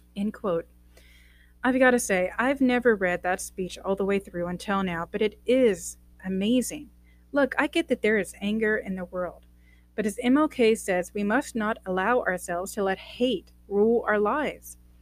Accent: United States; I'm American, a true American

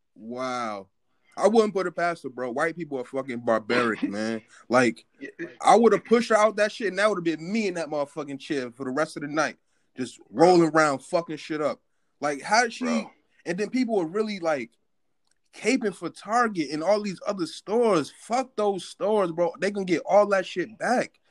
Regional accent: North New Jersey, United States; I'm from North New Jersey

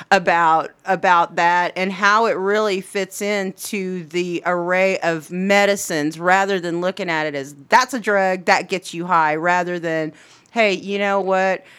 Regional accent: Anadarko, Oklahoma, United States; that'll always be my hometown.

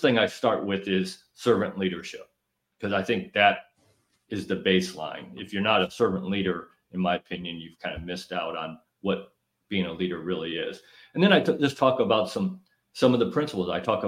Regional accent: Illinois, United States; Northern Illinois.

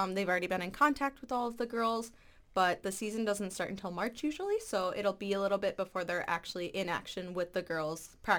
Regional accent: Eau Claire, Wisconsin, United States; So I'm from Eau Claire, Wisconsin, just right over the state border there, and I'm a journalism major here, and I'm a sophomore.

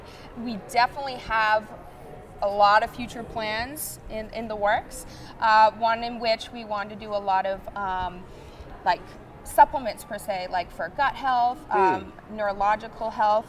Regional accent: Cape Cod, Massachusetts, United States; moved away; also born or lived in West Coast; I'm originally from Cape Cod, Massachusetts.

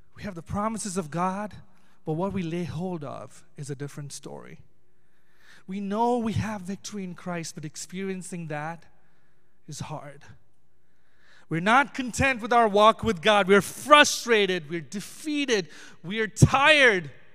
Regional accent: Chennai, Tamil Nadu, India; I'm from Chennai, which is down south

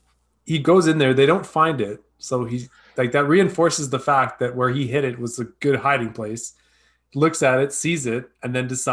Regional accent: Bronx, New York, United States; they're real New Yorkers. I'm from the Bronx, man.

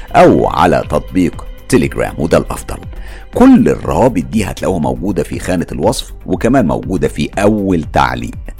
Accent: Egypt; now in London, United Kingdom; أنا مقيم في لندن لكن طبعا أنا مصري ودمي اللي بيجري جوايا دم مصري صافي 100%

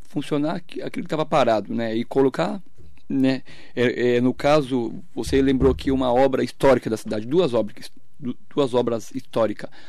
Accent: Suzano, São Paulo, Brazil; born there; É, nasci em Suzano, é, no Hospital São Sebastião, né, era, o, era o, é hospital mais antigo da cidade

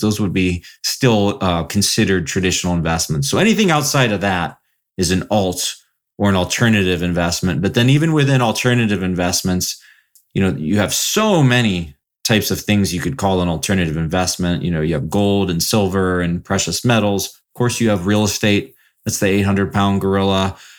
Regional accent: Columbus, Ohio, United States; moved away as an adult; also born or lived in Florida / South Bend, Indiana / Houston / Chicago; now in Southwest Michigan, United States; I basically grew up in Columbus, Ohio, um, for most of my life.

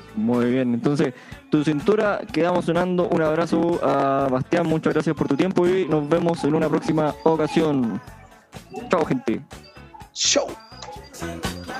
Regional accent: Punitaqui, Coquimbo, Chile; Yo, que soy de Punitaki

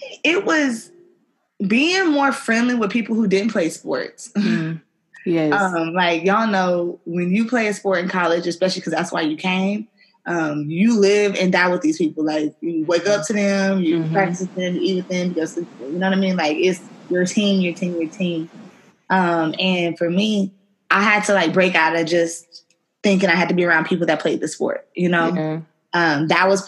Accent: Houston, Texas, United States; also born or lived in Louisiana; I'm from Houston. By way of Louisiana

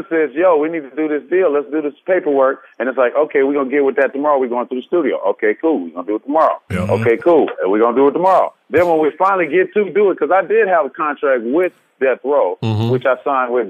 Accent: Los Angeles, California, United States; I'm from the West Side

